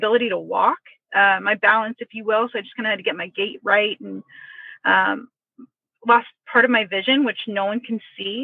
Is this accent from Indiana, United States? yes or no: yes; Indianapolis, Indiana, United States; I'm born and raised in Indianapolis to an awesome, incredible, close family.